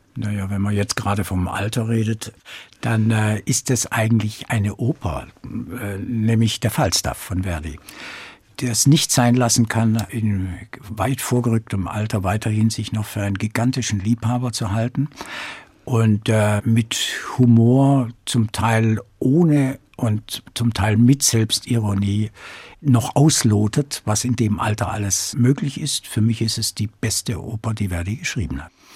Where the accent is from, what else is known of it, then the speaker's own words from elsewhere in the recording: Böblingen, Baden-Württemberg, Germany; also born or lived in Black Forest; in meiner Geburtsstadt Böblingen